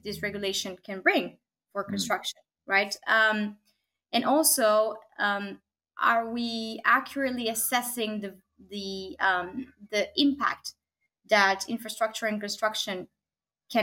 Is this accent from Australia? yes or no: no; Argentina; now in Copenhagen, Denmark; I'm here located in beautiful Copenhagen, Denmark, but I'm originally from Argentina